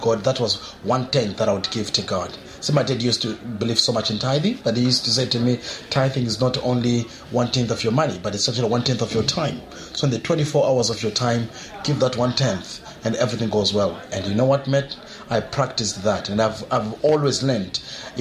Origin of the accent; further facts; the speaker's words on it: South Africa; also born or lived in Zimbabwe; now in Perth, Australia; I was born in Zimbabwe, but I spent most of my time in South Africa. And that's when I grew up.